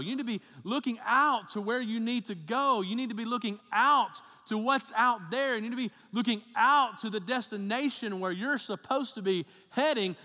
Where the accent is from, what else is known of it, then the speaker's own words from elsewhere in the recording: Birmingham, Alabama, United States; also born or lived in Tennessee; my family's all from Tennessee, but I grew up in Alabama 'cause my dad was a pastor down there, and we moved down to, uh, Birmingham, uh, area when I was in, uh, third grade, eight years old.